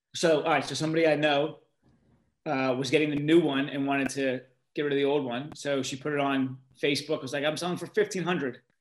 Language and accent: English; Pittsburgh, Pennsylvania, United States; I grew up in Pittsburgh